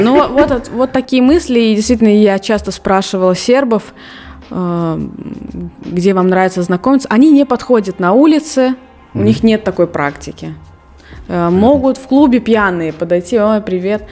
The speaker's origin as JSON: {"language": "Russian", "country": "Russia", "moved": "as an adult", "lives_now": "Serbia", "said": "я до 19 лет я не выезжала из России"}